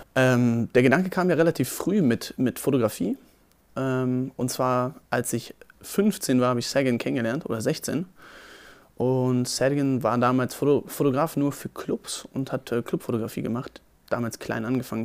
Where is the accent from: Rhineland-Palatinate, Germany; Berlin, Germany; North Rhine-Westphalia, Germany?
Berlin, Germany; Ich bin am 17. Juli 1996 geboren in Berlin, Steglitz-Zehendorf